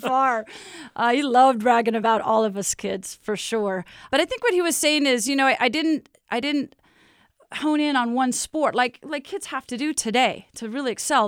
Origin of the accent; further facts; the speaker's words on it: Lake Oswego, Oregon, United States; moved away as an adult; now in Provo, United States; it was fun growing up in Lake Oswego